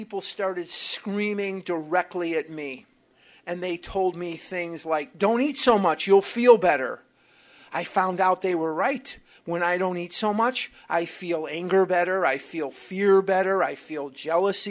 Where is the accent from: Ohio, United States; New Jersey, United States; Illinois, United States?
Illinois, United States; Chicago; now in Scottsdale, United States; I'm born and raised in Chicago, Illinois